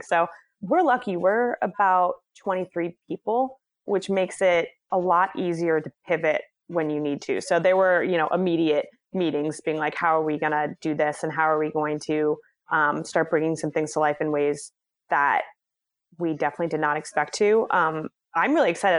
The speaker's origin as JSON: {"language": "English", "town": "Boston", "region": "Massachusetts", "country": "United States", "tie": "born or raised there", "said": "I am from Boston, Massachusetts, born and raised"}